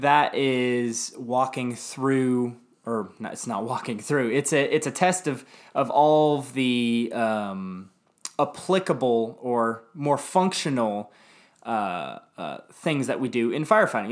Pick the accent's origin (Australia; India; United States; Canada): United States; Dallas, Texas; I grew up in Lake Highlands, Dallas